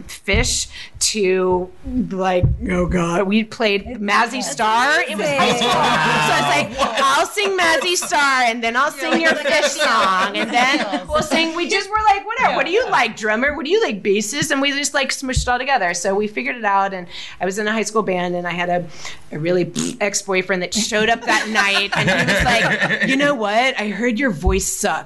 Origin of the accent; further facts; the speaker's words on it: Atlanta, Georgia, United States; moved away; also born or lived in Florida / New Orleans; I am from Atlanta, born and raised in the South